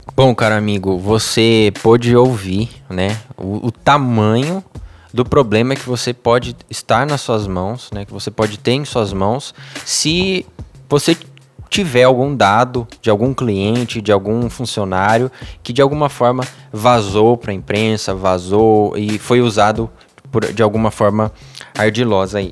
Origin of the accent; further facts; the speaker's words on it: Brazil; brasileiro, é, eu estou seguro, meu país é seguro